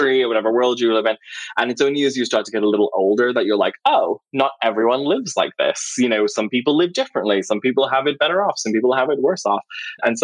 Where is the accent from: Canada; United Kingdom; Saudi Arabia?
United Kingdom; Liverpool, North West England; I grew up in a borough called Knowsley, which is just outside Liverpool